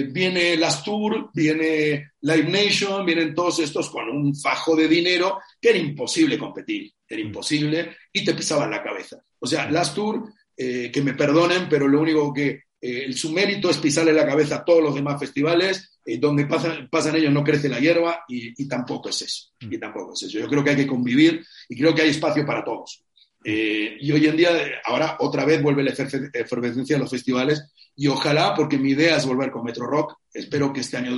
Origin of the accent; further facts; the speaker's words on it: Spain; moved away as an adult; Yo ya me fui, me fui de España en el año 2012.